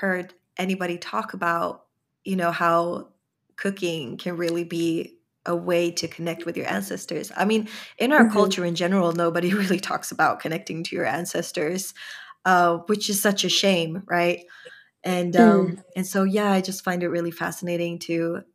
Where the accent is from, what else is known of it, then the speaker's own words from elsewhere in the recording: Sweden; growing up in Sweden, I didn't really feel like I belonged